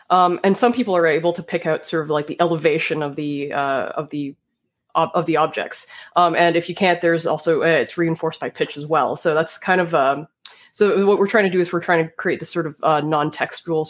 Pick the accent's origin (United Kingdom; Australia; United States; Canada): Canada; Toronto, Ontario; my hometown, Toronto, Canada